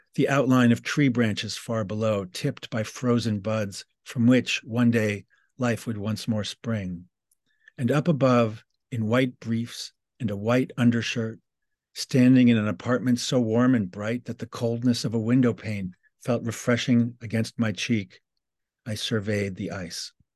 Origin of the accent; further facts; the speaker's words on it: New York City, New York, United States; I'm from New York City. I was just sharing with Paul our shared childhood geography of the Upper West Side